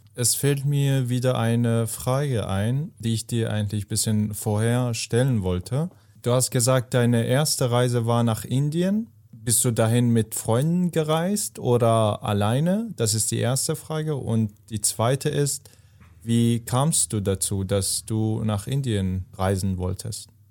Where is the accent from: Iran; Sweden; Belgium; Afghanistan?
Afghanistan; moved away; ich komme aus Afghanistan